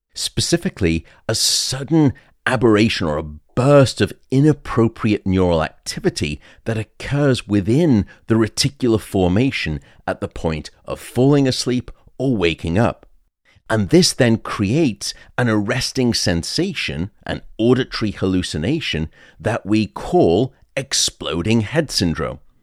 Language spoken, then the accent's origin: English; United Kingdom; moved away; in the U K, my home country